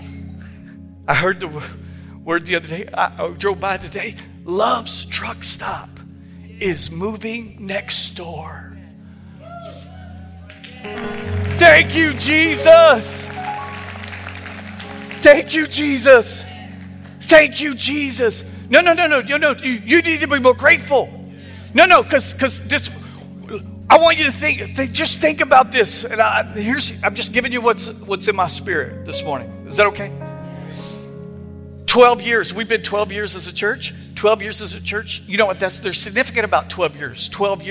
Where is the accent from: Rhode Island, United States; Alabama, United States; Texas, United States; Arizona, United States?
Texas, United States; moved away; I'm from Texas